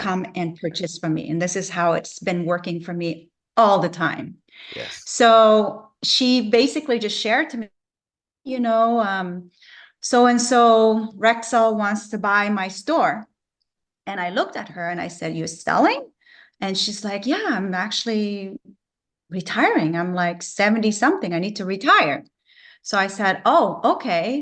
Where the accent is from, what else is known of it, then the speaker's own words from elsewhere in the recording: Vancouver, British Columbia, Canada; moved away as an adult; now in Florida, United States; I'm from Canada, I'm from Vancouver, BC.